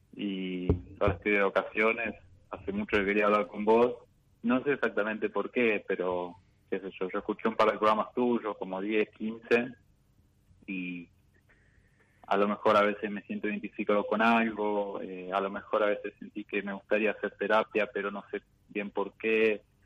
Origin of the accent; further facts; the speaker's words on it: San Andrés de Giles, Buenos Aires Province, Argentina; now in Córdoba, Argentina; nací en San Andrés de Giles, Buenos Aires. Ahora estoy viviendo en Córdoba.